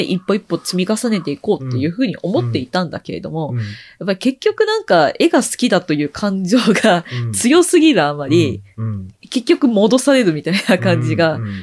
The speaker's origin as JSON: {"language": "Japanese", "region": "Tokyo", "country": "Japan", "tie": "born or raised there", "also_born_or_lived": "Koenji, Tokyo", "said": "生まれは東京生まれ、東京育ち"}